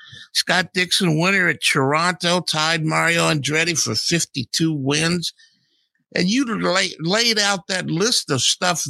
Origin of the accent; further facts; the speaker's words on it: New Zealand; Growing up in New Zealand.